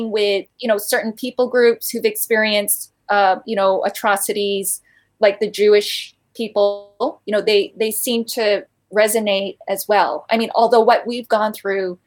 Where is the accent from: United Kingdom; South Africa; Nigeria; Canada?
Canada; Vancouver, British Columbia; born or raised there; moved away as an adult; also born or lived in Busan, South Korea; now in China